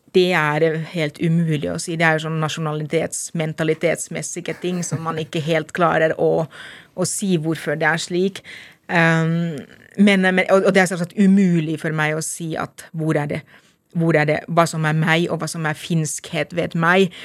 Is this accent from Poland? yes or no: no; Lahti, Päijät-Häme, Finland; Norwegian is a second language; moved away as an adult; now in Lillehammer, Norway; Jeg er født og oppvokst i Lahti.